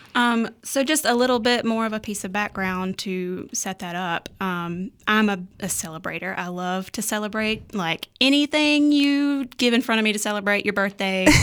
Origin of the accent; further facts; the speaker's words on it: Ruffin, North Carolina, United States; also born or lived in Reidsville, North Carolina; I was born in Reedsville, North Carolina, um, but I was raised in Ruffin, uh, so I basically grew up in the woods.